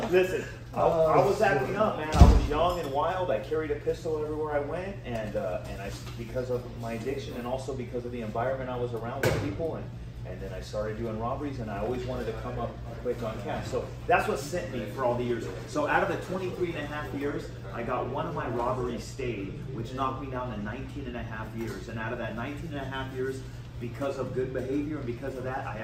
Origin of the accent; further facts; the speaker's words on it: Orange, California, United States; I'm from Orange, California, Old Town Orange in Orange County. Born and raised, fifth generation right here